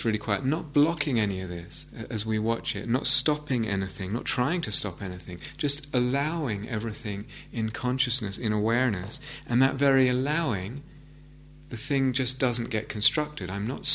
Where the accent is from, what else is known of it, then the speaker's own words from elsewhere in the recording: England, United Kingdom; I'm English.